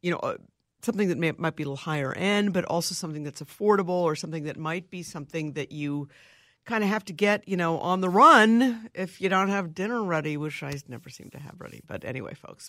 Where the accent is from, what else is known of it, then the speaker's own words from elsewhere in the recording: New York, United States; now in Minneapolis, United States; I'm originally from New York